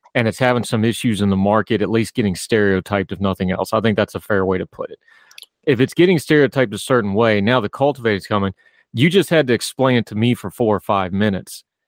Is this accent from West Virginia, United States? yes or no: yes; West Virginia, United States; I grew up in a culture. I'm from West Virginia it's a big hunting thing